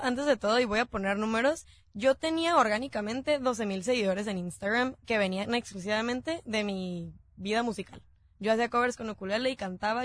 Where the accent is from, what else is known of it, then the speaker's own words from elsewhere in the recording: Tijuana, Baja California, Mexico; somos de Tijuana